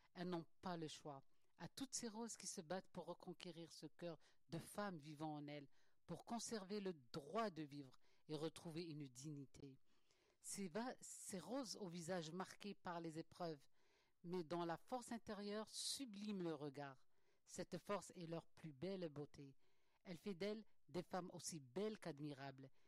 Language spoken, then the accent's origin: French; Algeria; moved away; je suis algérienne